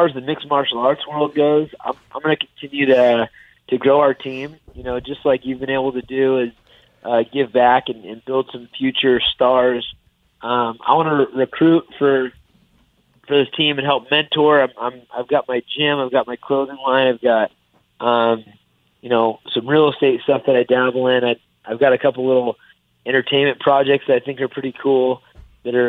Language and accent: English; Sacramento, California, United States; I'm bringing it home to my hometown